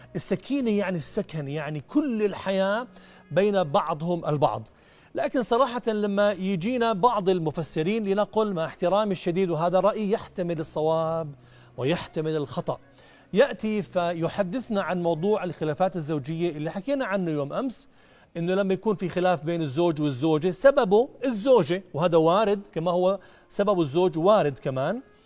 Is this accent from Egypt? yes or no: no; Jordan; عندنا في الأردن